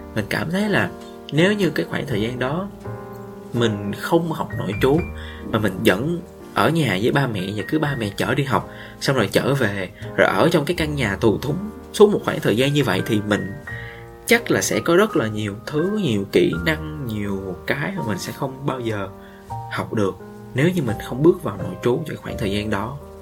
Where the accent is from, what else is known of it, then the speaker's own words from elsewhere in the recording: Vietnam; moved away as an adult; now in Ho Chi Minh City, Vietnam; ở trên sài gòn vài ba tháng rồi về quê một lần mình sẽ trân trọng được những cái điều ở quê hương của mình hơn nói quê vậy nó cũng ở sát bên thôi